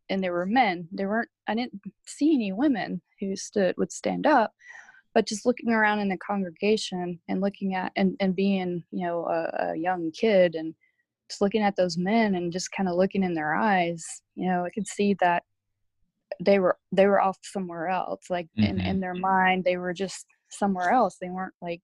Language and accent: English; Alabama, United States; moved away as an adult; I grew up in Alabama, born there, raised there until I joined the military